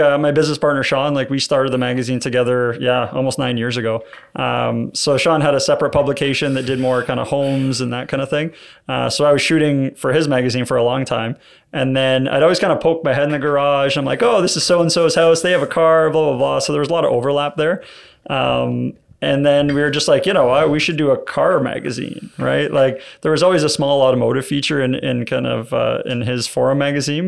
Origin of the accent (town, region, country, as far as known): Hamilton, Ontario, Canada; born or raised there